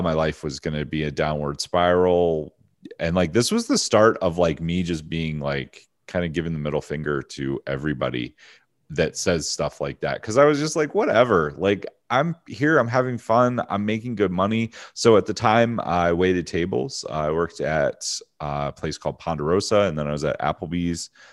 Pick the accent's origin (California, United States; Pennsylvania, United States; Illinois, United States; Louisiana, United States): Pennsylvania, United States; also born or lived in Hershey, Pennsylvania / Philadelphia / Harrisburg / Findlay, Ohio; small town Pennsylvania. Uh, originally born in Hershey